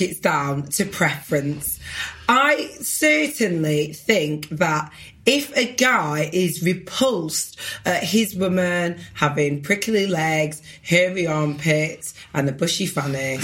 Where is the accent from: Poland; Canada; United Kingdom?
United Kingdom; Blackburn, North West England; growing up in Blackburn